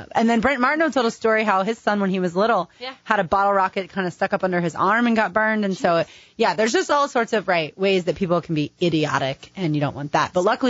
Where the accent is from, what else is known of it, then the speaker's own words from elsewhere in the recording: Philadelphia, Pennsylvania, United States; We're in town from Philadelphia.